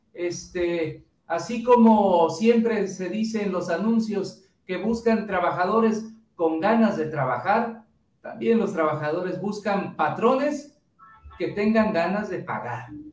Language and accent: Spanish; Mexico; nuestro país